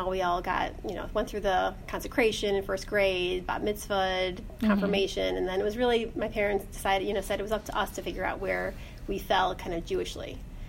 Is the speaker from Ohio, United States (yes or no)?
yes; Orange, Ohio, United States; also born or lived in Pepper Pike, Ohio; So I'm from Cleveland. I grew up in Orange.